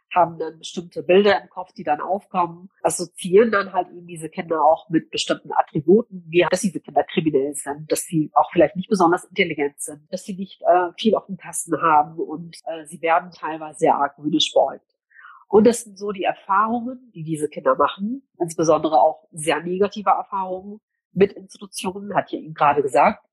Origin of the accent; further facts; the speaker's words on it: Cologne, North Rhine-Westphalia, Germany; also born or lived in Gelsenkirchen; ab heute bin ich wieder in meiner Heimatstadt in Köln unterwegs